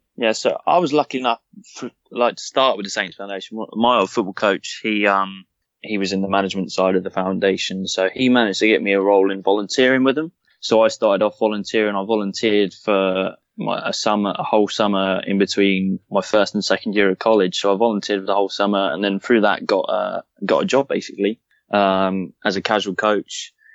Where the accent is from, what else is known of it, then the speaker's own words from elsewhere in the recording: Southampton, South East England, United Kingdom; I was born in Southampton, from Southampton